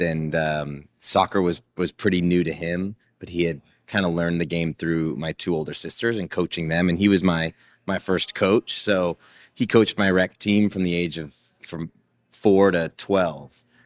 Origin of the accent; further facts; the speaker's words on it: Seattle, Washington, United States; my childhood of growing up in Seattle